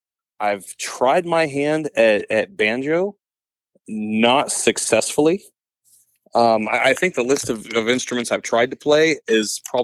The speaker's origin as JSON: {"language": "English", "town": "Marysville", "region": "Ohio", "country": "United States", "tie": "born or raised there", "said": "I am born and raised here in Marysville."}